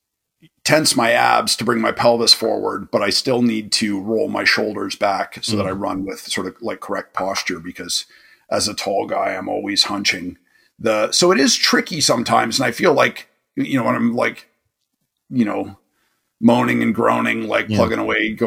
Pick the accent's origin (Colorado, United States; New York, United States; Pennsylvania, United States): New York, United States; moved away; as a New Yorker